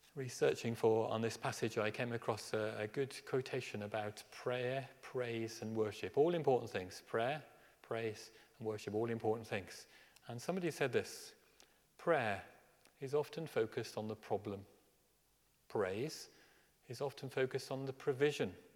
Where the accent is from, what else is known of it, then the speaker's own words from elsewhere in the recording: Birmingham, West Midlands, United Kingdom; I grew up in Birmingham